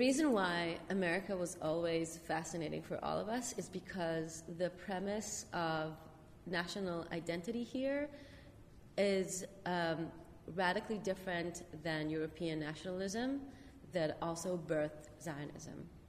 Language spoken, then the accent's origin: English; Israel; now in United States